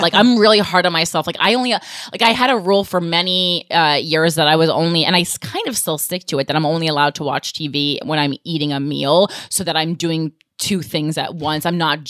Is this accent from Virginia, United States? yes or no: no; New Jersey, United States; moved away as an adult; also born or lived in New York City; now in New York, United States; even to this day as a Jersey girl, I never describe myself as a New Yorker. Mm-hmm. I always say I've lately, you know, lived here for 16, 17 years, but I'm like really proud to be from New Jersey.